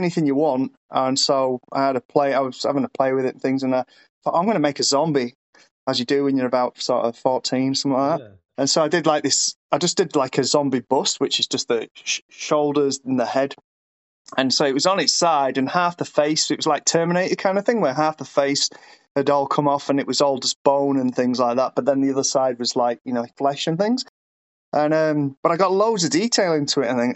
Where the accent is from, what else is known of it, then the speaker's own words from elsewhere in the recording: United Kingdom; moved away; I'm British originally